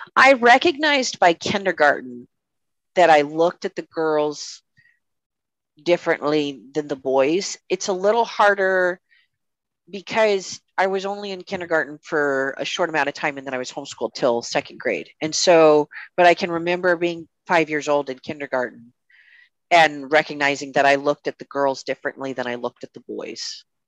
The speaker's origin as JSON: {"language": "English", "country": "United States", "said": "as an American citizen"}